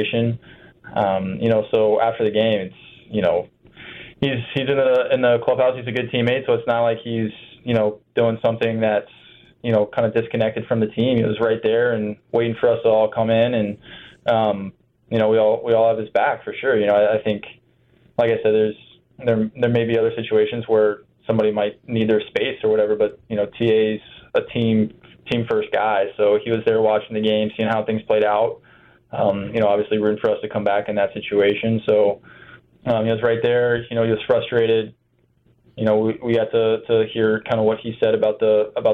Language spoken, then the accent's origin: English; Ohio, United States; I'm from Ohio